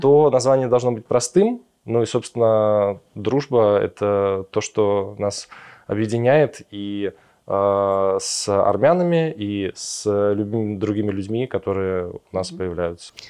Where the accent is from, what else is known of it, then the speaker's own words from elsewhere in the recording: Moscow, Russia; moved away as an adult; now in Yerevan, Armenia; мы все из Москвы